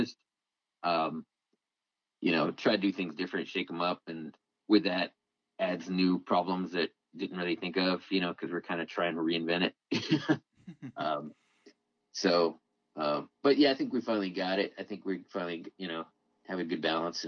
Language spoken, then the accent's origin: English; Denton, Texas, United States; it's back in Denton again, my hometown